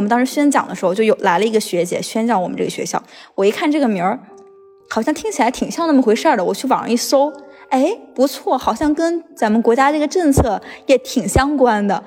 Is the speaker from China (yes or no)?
yes; Hunan, China; moved away as an adult; now in Beijing, China; 我是从湖南来的